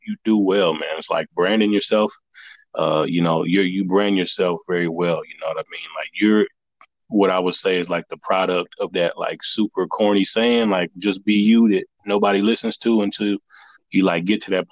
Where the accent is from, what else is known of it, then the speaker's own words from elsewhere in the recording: the South, United States; I'm from the South